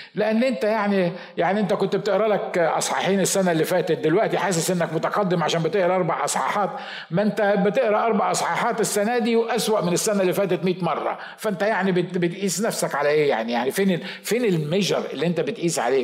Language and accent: Arabic; Egypt